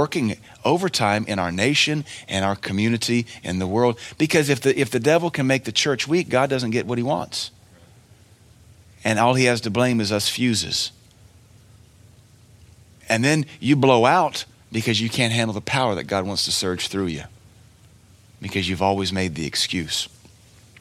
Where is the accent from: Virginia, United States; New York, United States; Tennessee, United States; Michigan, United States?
Tennessee, United States; Cookeville; I love Cookville. This is my hometown.